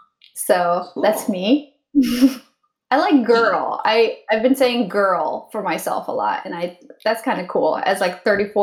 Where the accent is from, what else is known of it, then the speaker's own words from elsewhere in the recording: India; also born or lived in Connecticut, United States; I'm from the Himalayas. Like, that's what my body says. But physically I'm from like India and Connecticut in the US.